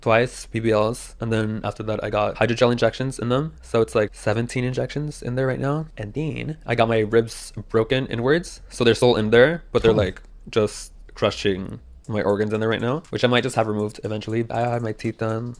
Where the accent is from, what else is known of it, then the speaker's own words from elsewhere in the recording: Newport Beach, California, United States; moved away as an adult; now in New York, United States; I was born and raised in Newport Beach, California, Orange County